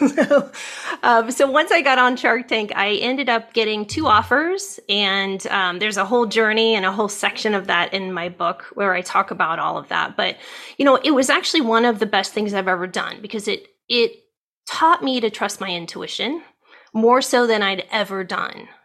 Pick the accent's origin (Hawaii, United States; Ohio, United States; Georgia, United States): Ohio, United States; now in California, United States; I grew up in Ohio.